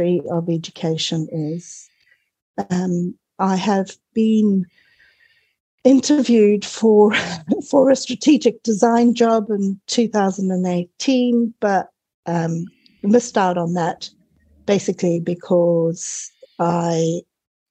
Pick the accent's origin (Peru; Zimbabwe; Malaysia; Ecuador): Zimbabwe; moved away as an adult; also born or lived in Cape Town, South Africa / United Kingdom; now in New Zealand; I was actually born in Zimbabwe during the War of Independence